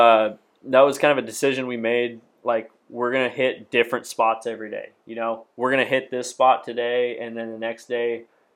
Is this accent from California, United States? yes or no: no; Washington, United States; I'm from Washington.